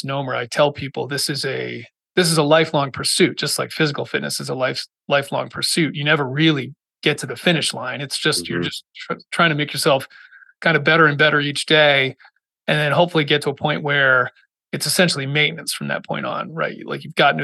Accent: Massachusetts, United States; moved away as an adult; I grew up in Massachusetts

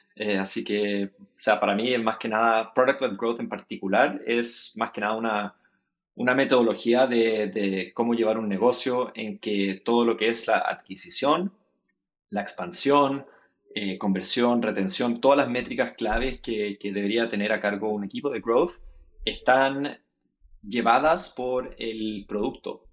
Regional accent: Chile; moved away as an adult; also born or lived in United States; now in San Francisco, United States; yo nací en Chile, pasé harto tiempo de mi vida en, Estados Unidos cuando, cuando pequeño, volví a Chile para hacer todo lo que es la secundaria y la universidad.

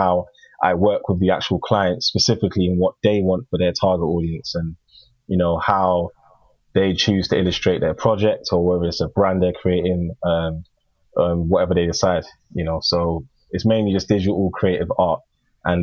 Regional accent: United Kingdom; I'm UK born, but yes, I'm Ghanaian. And growing up in school, going to school, learning about history, it was always Greek and Roman culture

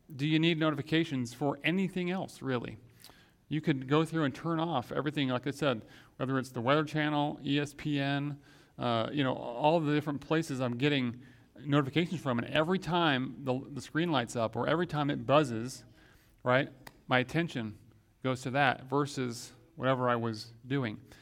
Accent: Grand Rapids, Michigan, United States; when I was growing up in Grand Rapids, Michigan

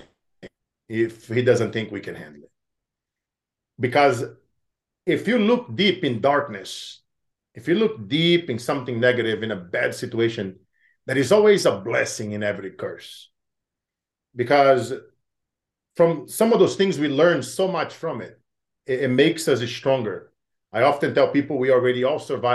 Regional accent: Brazil; moved away; growing up in Brazil

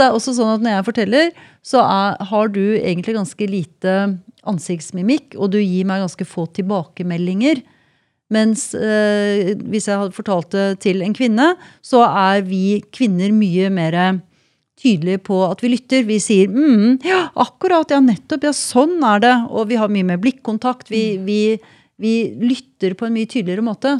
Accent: Norway; Jeg er også nordmann

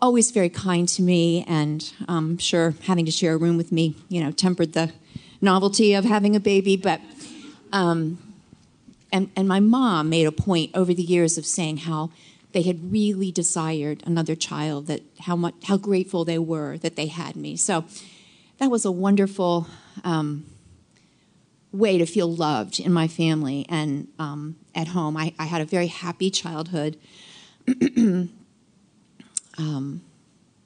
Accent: Washington, District of Columbia, United States; I was born in 1950 in Washington, D.C.

